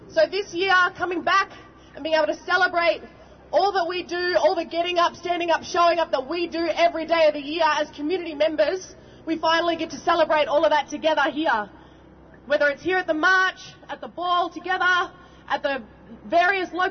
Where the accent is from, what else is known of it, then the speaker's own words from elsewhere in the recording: Melbourne, Victoria, Australia; I'm a very proud Yorta Yorta Wiradjuri and Trawlway woman. I was born and raised here in Melbourne, or Wurundjeri country